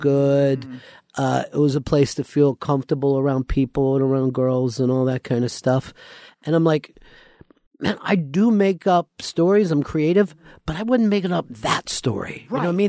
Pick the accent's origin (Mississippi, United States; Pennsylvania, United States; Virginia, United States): Pennsylvania, United States; outside of Philly; moved away; also born or lived in Florida; I grew up outside of Philly